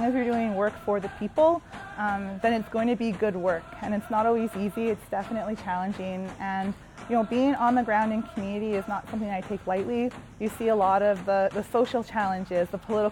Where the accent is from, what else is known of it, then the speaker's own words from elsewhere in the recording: Edmonton, Alberta, Canada; also born or lived in Sucker Creek First Nation, Alberta; now in Northwest Territories, Canada; I was adopted straight out of my community and raised in a white urban center in the Miskwetchi Waskaigan, also known as Edmonton, Alberta